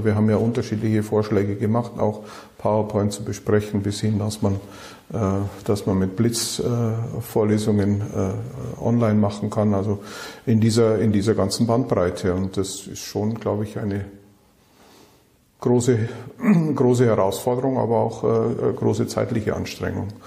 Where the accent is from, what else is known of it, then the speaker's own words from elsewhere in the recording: Bavaria, Germany; now in Düsseldorf, Germany; Natürlich komme ich aus dem wunderschönen Bayerischen Wald, äh, bin aber seit 1991 in Düsseldorf